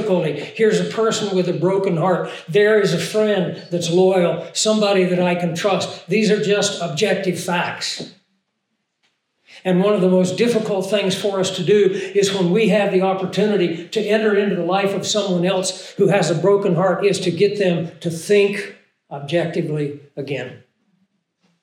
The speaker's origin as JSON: {"language": "English", "region": "Arkansas", "country": "United States", "said": "I'm from Arkansas"}